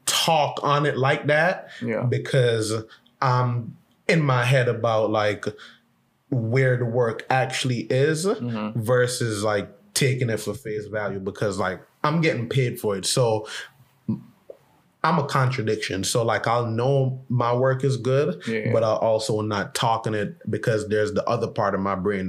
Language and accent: English; Jamaica; Growing up in Jamaica